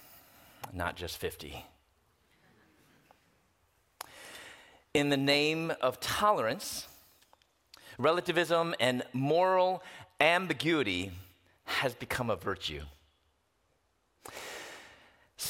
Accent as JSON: {"language": "English", "area": "Chicago area", "region": "Illinois", "country": "United States", "also_born_or_lived": "Louisville, Kentucky", "moved": "as an adult", "said": "I'm from the Chicago area in the southwest suburbs"}